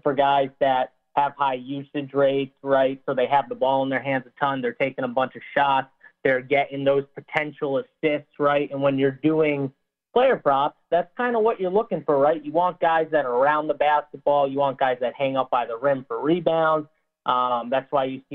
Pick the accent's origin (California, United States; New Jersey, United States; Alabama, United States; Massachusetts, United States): Massachusetts, United States; I'm from Massachusetts, so we got sports betting live now here.